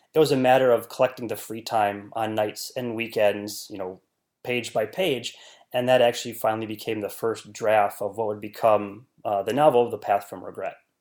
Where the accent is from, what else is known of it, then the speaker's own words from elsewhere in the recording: northern Wisconsin, United States; I was born and raised in a very small rural part of northern Wisconsin